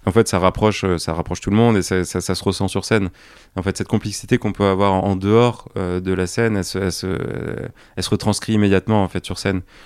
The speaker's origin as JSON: {"language": "French", "town": "Pertuis", "region": "Provence-Alpes-Côte d'Azur", "country": "France", "tie": "born or raised there", "also_born_or_lived": "Paris", "moved": "yes", "said": "je suis originaire de, la région d'Aix-en-Provence, de Pertuis exactement."}